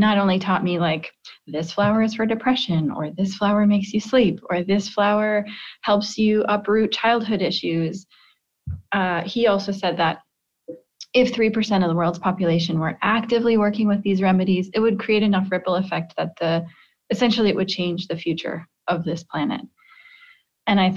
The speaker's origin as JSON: {"language": "English", "region": "Midwest", "country": "United States", "tie": "born or raised there", "said": "I grew up in the Midwest"}